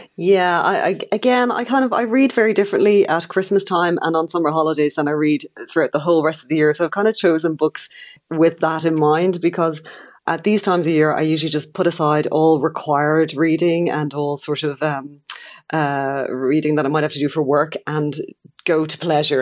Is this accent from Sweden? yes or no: no; Ireland; as an Irish person